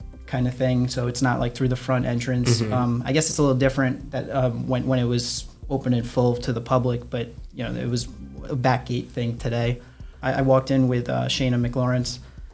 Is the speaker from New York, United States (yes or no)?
yes; New York City, New York, United States; moved away as an adult; now in New Jersey, United States; I used to live right by there. So I grew up in the bottom of like Toad Hill area